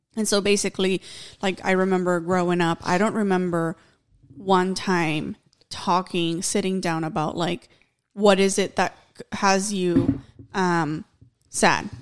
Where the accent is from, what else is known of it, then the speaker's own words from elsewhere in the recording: Mexico; moved away; I remember growing up in Mexico